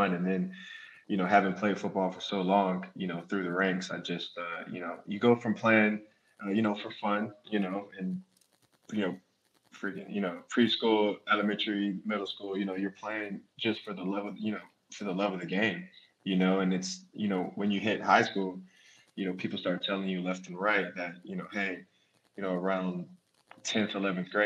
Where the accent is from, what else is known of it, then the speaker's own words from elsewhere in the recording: Atlanta, Georgia, United States; moved away as an adult; also born or lived in Boston, Massachusetts; now in Detroit, United States; I grew up in Atlanta, Georgia